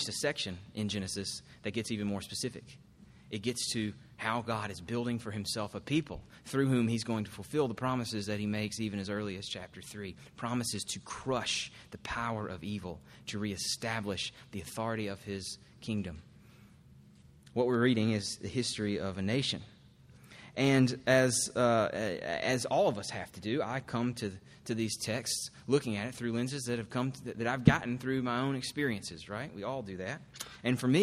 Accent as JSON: {"language": "English", "country": "United States"}